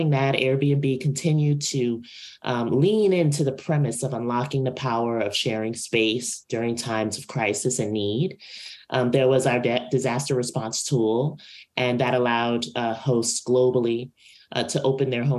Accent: New York City, New York, United States; my hometown, Brooklyn, New York

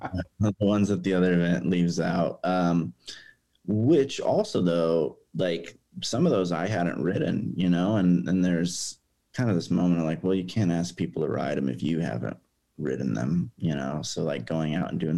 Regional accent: Lebanon, Oregon, United States; I grew up in Lebanon and graduated high school from there

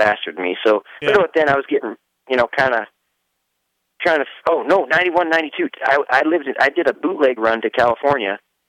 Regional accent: Regina, Saskatchewan, Canada; moved away as an adult; I was from Regina, and there's not diddly squat, really. It's a cool town now. I think it's better, but back then there was nothing.

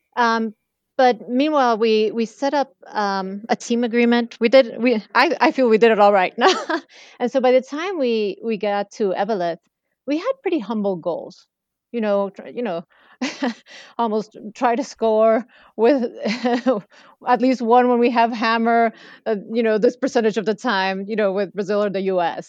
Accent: Mexico City, Mexico; especially Mexico City, I would highly recommend my hometown

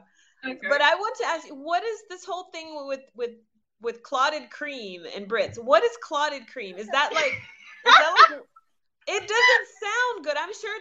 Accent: the South, United States; I'm from the South.

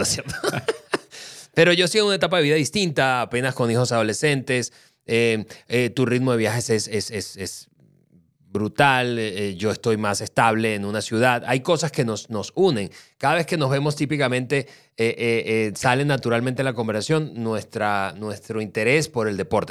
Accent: Venezuela; somos los venezolanos

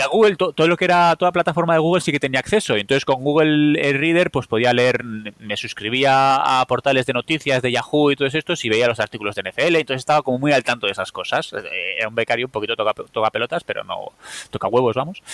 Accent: Bilbao, Basque Country, Spain; yo que soy un seguidor de los Packers de Bilbao

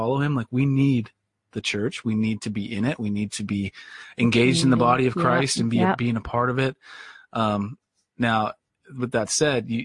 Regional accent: Tacoma, Washington, United States; I grew up here. We didn't live here our whole lives, but we've grown up here

